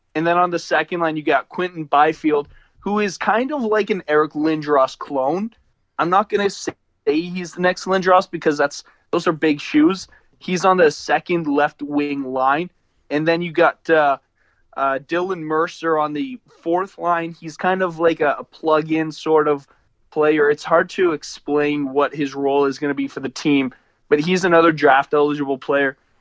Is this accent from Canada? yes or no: yes; Canada; we're Canadian